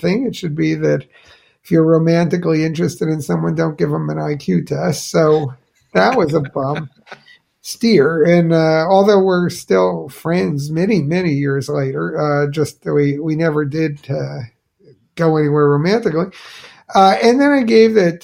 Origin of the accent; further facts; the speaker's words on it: New Jersey, United States; my hometown in New Jersey